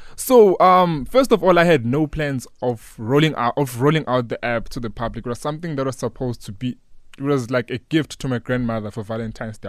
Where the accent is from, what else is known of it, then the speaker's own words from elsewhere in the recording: Newcastle, KwaZulu-Natal, South Africa; I grew up in Newcastle, a small town in K Z N